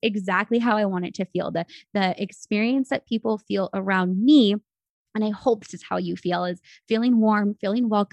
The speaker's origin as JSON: {"language": "English", "area": "San Francisco Bay Area", "region": "California", "country": "United States", "tie": "born or raised there", "moved": "as an adult", "lives_now": "Arizona, United States", "said": "I was raised in the Bay Area, which, as you know, I'm sure you've seen, the San Francisco Bay Area"}